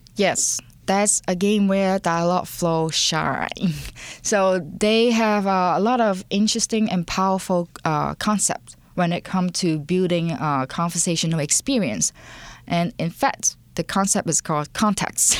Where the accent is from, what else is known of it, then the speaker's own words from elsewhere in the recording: Hong Kong; English is a second language; moved away; I was born and raised in Hong Kong, and English is my second language